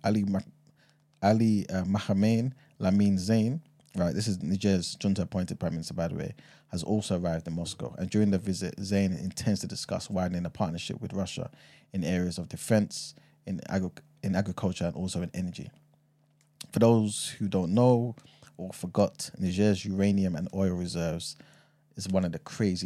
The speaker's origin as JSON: {"language": "English", "country": "United Kingdom", "tie": "born or raised there", "also_born_or_lived": "Ghana (passport) / Yoruba ancestry", "said": "I was born here"}